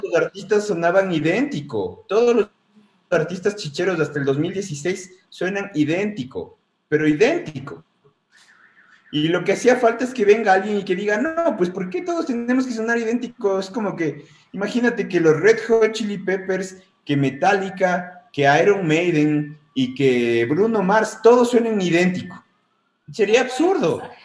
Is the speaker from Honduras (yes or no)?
no; Ecuador; nos definan como mestizos ecuatorianos